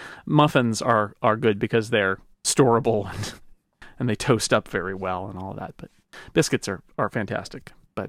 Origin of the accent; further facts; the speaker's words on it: United Kingdom; I'm very British, of course, as I am.